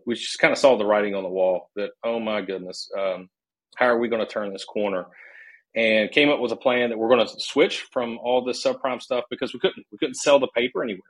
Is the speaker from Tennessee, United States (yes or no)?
yes; Nashville, Tennessee, United States; moved away as an adult; also born or lived in Charlotte, North Carolina; I'm from originally from Nashville, Tennessee